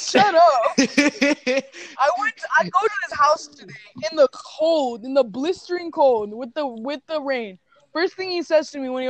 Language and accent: English; Mexico; I came from the Mexico, I came from Mexico.